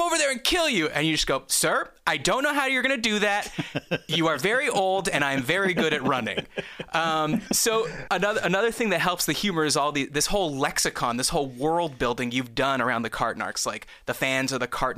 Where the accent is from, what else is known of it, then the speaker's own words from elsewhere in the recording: Canada; we're both Canadian